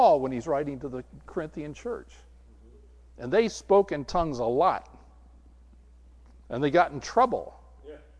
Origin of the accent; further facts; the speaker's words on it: Southern California, United States; I grew up in Southern California